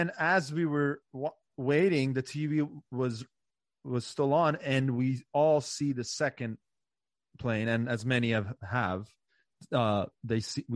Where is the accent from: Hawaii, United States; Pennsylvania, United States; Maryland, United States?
Maryland, United States; Montgomery County; I grew up in Maryland. Right. So this is where I went to school in Montgomery County, Maryland